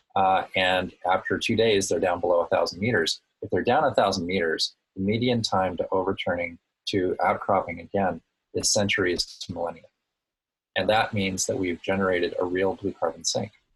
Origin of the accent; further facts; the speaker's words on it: Woods Hole, Massachusetts, United States; also born or lived in Hawaii; my hometown of Woods Hole